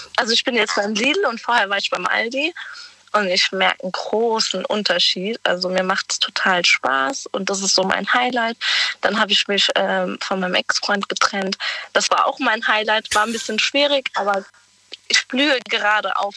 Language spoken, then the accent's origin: German; Germany; ich komme aus der Nähe von Weinheim